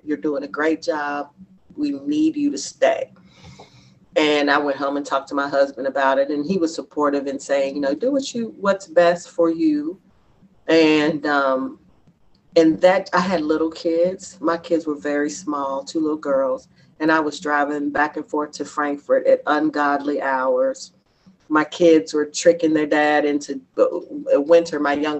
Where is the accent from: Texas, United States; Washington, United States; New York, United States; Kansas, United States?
New York, United States; Bronx; And the thing is, I am from the Bronx and my family is there and I'm not.